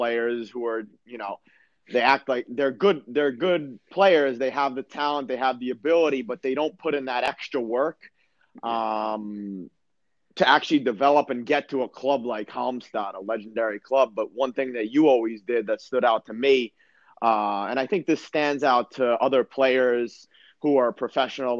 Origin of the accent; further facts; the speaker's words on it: United States; moved away as an adult; also born or lived in Sweden / Germany; I come from America